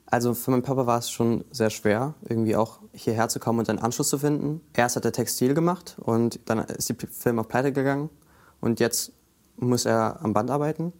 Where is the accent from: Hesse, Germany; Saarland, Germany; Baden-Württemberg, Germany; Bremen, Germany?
Bremen, Germany; ich komme aus Grüppelingen